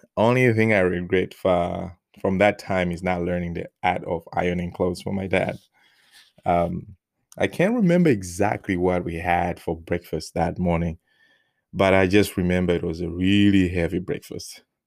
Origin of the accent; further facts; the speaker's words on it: Malawi; English is a second language; moved away as an adult; now in United States; before I left Malawi